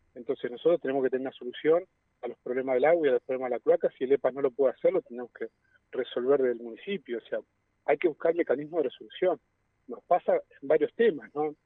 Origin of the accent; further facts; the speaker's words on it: Neuquén, Argentina; soy nacido y criado aquí en Neuquén